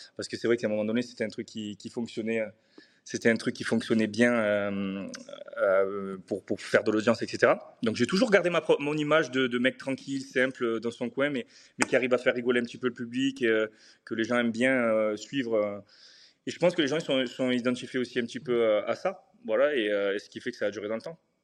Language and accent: French; Marseille, Provence-Alpes-Côte d'Azur, France; moved away as an adult; now in Dubai, United Arab Emirates; j'ai grandi à Marseille. Je suis né à Marseille, euh, dans les quartiers nord euh, de Marseille.